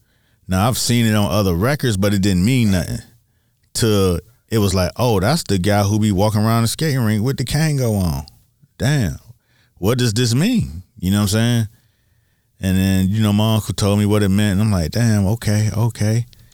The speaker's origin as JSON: {"language": "English", "town": "Miami", "region": "Florida", "country": "United States", "said": "I'm from Miami for real. I'm from Miami for real."}